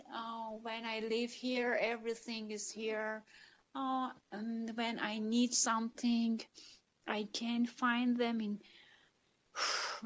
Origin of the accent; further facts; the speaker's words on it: Iran; also born or lived in Tehran, Iran; from Iran. I live in the capital, Tehran.